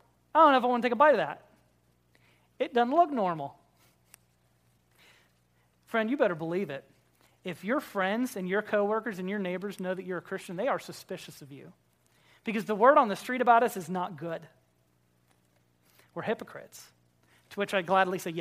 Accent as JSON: {"language": "English", "region": "Florida", "country": "United States", "tie": "born or raised there", "said": "I grew up in Florida"}